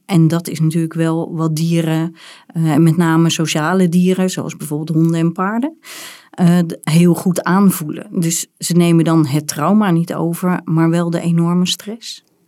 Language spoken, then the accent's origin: Dutch; Rotterdam, South Holland, Netherlands; ik ben geboren in Rotterdam